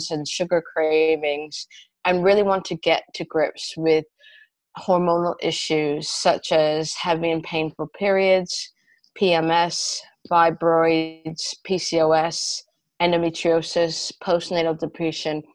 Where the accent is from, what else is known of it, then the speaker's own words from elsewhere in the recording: Canada; moved away as an adult; also born or lived in United Kingdom; now in London, United Kingdom; I'm originally Canadian, and I've been living in the UK for about 15 years